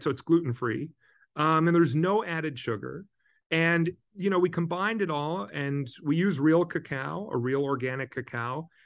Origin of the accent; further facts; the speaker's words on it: Midwest, United States; moved away as an adult; now in West Coast, United States; I grew up in the Midwest. I moved to the West Coast over twenty years ago now.